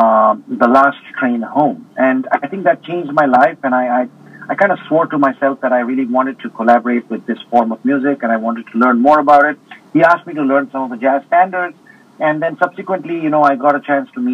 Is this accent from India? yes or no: yes; India; being an Indian also. And, being brought up with Indian spirituality